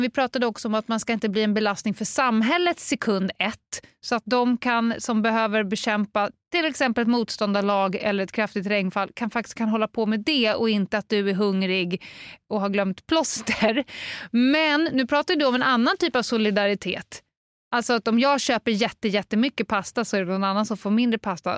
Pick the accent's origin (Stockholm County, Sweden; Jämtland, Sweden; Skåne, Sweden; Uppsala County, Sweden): Stockholm County, Sweden; Stockholm; det kan man ju se här som stockholmare